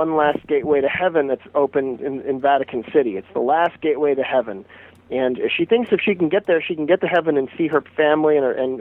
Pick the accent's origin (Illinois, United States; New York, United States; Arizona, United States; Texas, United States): Arizona, United States; Phoenix; growing up in Phoenix, Arizona, in the mid-80s